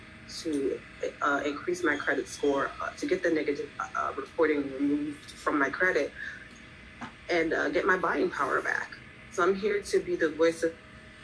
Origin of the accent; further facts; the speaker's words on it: Jamaica; also born or lived in Philadelphia; now in Florida, United States; I'm actually from Jamaica